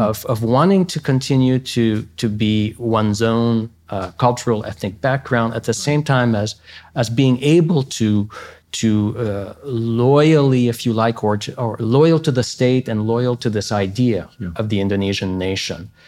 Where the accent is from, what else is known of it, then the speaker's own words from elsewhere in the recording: Canada; as a Canadian